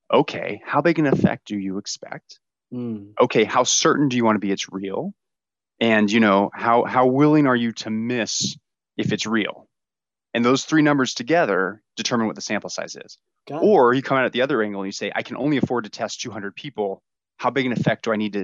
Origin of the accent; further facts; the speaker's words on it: Tampa, Florida, United States; I grew up in Tampa, Florida